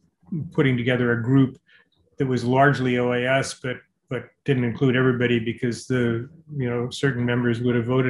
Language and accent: English; Toronto, Ontario, Canada; I'm from Toronto